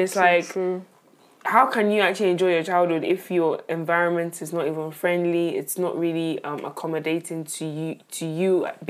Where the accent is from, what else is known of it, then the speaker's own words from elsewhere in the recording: Nigeria; I'm Nigerian